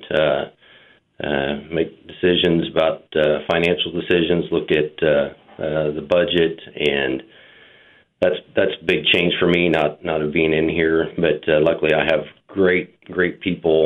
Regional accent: Wichita, Kansas, United States; I grew up in Wichita. Attended Wichita

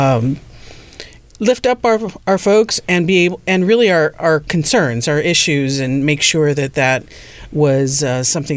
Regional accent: Laredo, Texas, United States; also born or lived in San Antonio, Texas; I grew up right on the border as well in Laredo, Texas

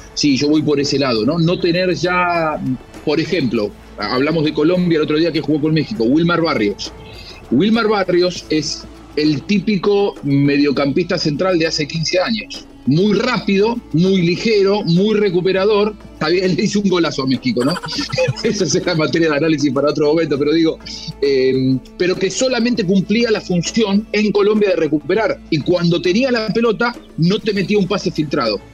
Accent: Argentina; soy argentino

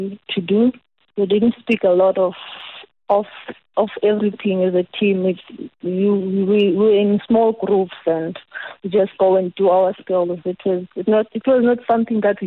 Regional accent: Middledrift, Eastern Cape, South Africa; I'm from Middlebrift. I'm from the Anshaw location.

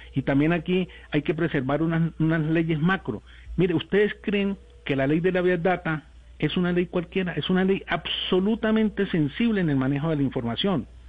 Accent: Colombia; somos los colombianos, somos punto referente

